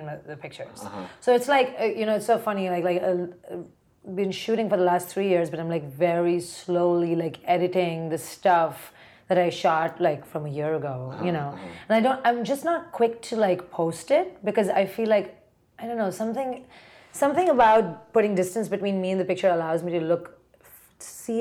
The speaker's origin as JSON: {"language": "English", "town": "Mumbai", "region": "Maharashtra", "country": "India", "tie": "born or raised there", "also_born_or_lived": "Ohio", "moved": "as an adult", "lives_now": "New York, United States", "said": "I grew up in Bombay. So I came here when I was like"}